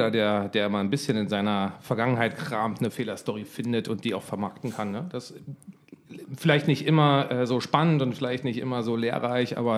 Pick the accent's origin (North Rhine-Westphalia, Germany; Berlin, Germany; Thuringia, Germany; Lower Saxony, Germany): Berlin, Germany; accent: Berlin; Komm mal als Berliner Junge mit einem Berliner Akzent äh, nach Bayern, tatsächlich Südosten von München